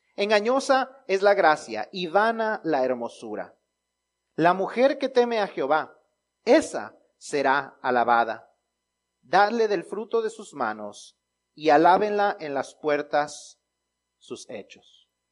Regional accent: Mexico; los mexicanos, aún en los chistes, los usamos para honrar a las mamás

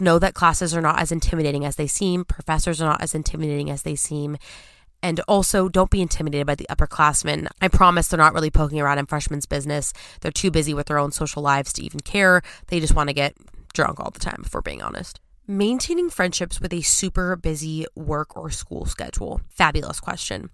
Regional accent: California, United States; moved away as an adult; as a Californian

